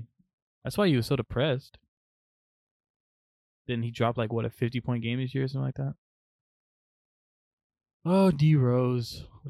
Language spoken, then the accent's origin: English; Yorkshire and the Humber, United Kingdom; And so I'm from the South Yorkshire area.